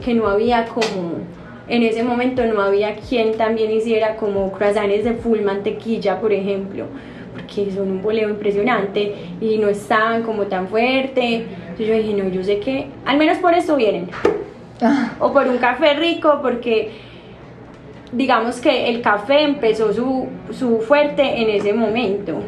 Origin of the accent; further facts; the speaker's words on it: Medellín, Antioquia, Colombia; also born or lived in New York, United States; amo Colombia, amo Medellín, soy más paisa que la arepa